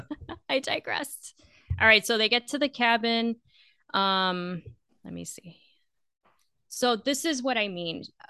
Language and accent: English; Florida, United States; I'm from Florida